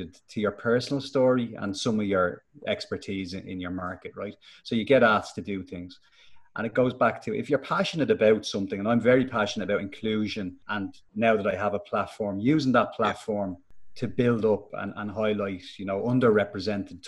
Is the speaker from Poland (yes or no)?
no; Dublin, Leinster, Ireland; accent: Finglas; I was born in Finglas